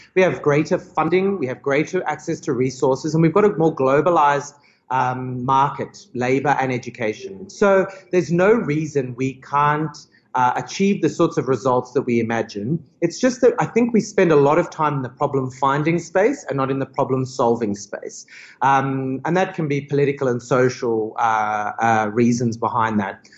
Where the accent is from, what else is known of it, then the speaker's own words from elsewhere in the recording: Australia; now in South Africa; I'm, I'm originally Australian, but I'm a very, very proud honorary South African